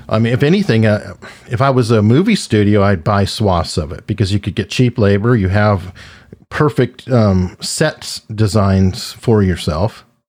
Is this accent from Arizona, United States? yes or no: yes; Tucson, Arizona, United States; now in Hampton, United States; was born and raised in Tucson, Arizona